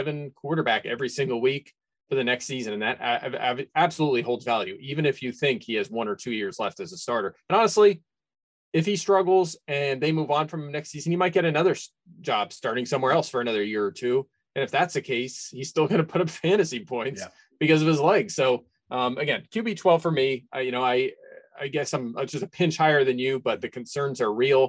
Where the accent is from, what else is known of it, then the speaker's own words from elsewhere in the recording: Pennsylvania, United States; I grew up in Pennsylvania, grew up an Eagles fan